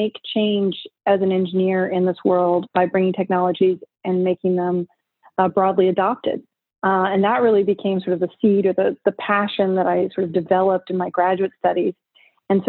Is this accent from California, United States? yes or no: no; Richmond, Virginia, United States; I grew up in Richmond, Virginia, on the East Coast of the United States